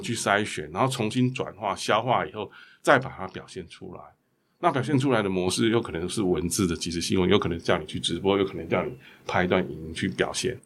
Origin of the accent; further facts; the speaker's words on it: Taipei, Taiwan; 我从小在台北长大